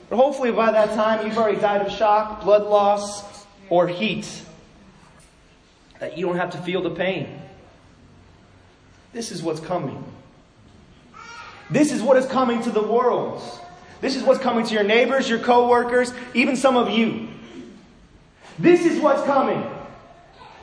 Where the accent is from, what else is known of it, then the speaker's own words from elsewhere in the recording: Los Angeles, California, United States; as a kid, I grew up in Los Angeles